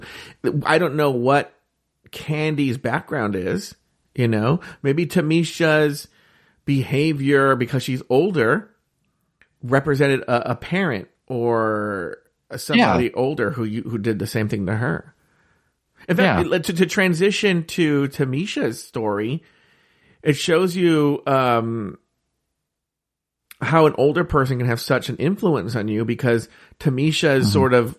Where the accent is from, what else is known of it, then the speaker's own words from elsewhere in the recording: California, United States; I grew up in Orange County, California, which is very Republican.